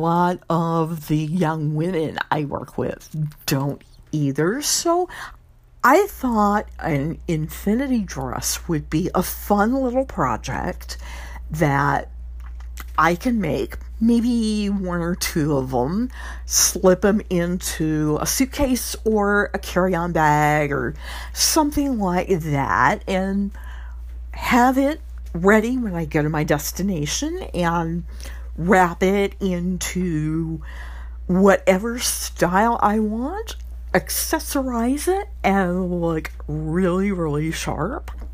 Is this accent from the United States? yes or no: yes; Louisiana, United States; Miss Louisiana, my home state